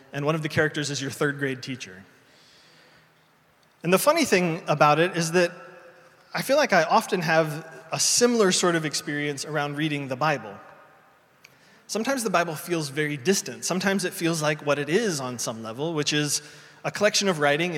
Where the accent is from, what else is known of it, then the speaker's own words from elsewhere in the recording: Indiana, United States; moved away; a street in my hometown in Indiana